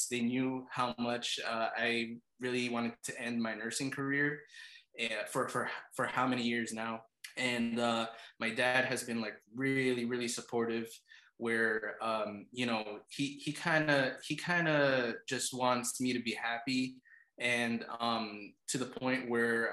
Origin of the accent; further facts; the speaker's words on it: New York, United States; also born or lived in Philippines; I'm American. My parents are from the Philippines. But over here in New York